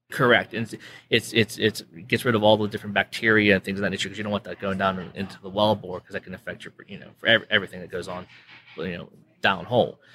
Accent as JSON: {"language": "English", "region": "Western Pennsylvania", "country": "United States", "moved": "as an adult", "lives_now": "Permian Basin, United States", "said": "originally from Western Pennsylvania. So I'm not a local here, I'm a transplant"}